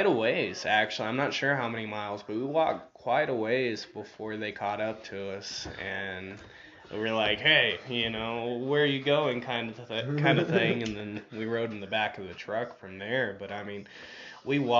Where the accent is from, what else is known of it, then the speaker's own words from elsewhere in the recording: Dublin, Texas, United States; now in Colorado, United States; we grew up in Dublin, for, I don't know, quite a while, 15 years or so